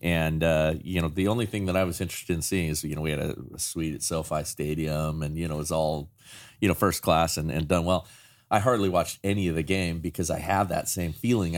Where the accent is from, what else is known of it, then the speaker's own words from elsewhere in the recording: Chatsworth, California, United States; I grew up in Chatsworth